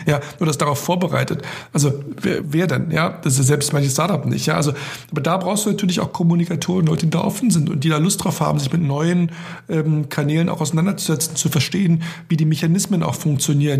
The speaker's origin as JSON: {"language": "German", "country": "Germany", "said": "als Europäer, als Deutscher"}